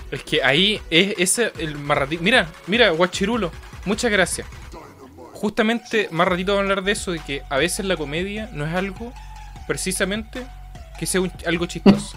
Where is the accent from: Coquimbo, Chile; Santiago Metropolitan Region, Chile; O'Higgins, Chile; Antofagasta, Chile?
Coquimbo, Chile; nosotros somos de Coquimbo